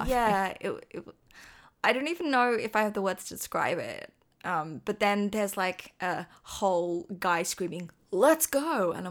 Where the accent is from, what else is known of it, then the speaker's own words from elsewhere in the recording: Australia; I'm Australian.